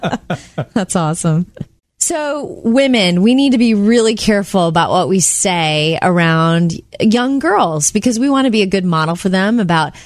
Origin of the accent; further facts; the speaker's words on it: Jupiter, Florida, United States; growing up in Jupiter, Florida.